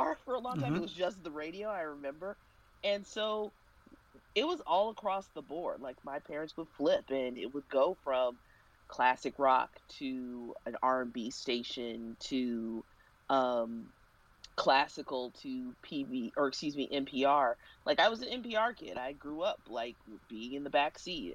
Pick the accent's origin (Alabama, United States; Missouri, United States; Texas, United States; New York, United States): Missouri, United States; Kansas City; I grew up in Kansas City